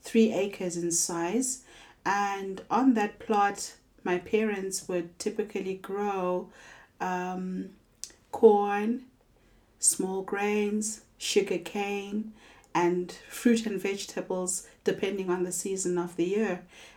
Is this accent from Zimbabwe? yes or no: yes; Zimbabwe; I'm visiting from Zimbabwe.